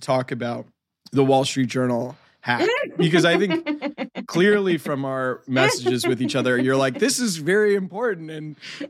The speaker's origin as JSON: {"language": "English", "region": "Georgia", "country": "United States", "also_born_or_lived": "Macon, Georgia", "moved": "yes", "said": "my home state"}